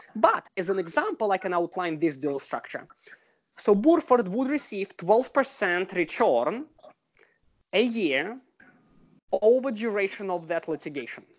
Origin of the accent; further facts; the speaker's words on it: Russia; moved away as an adult; now in United States; I'm originally from Russia and I was trained in Russia as a lawyer. I came to the US about 15 years ago.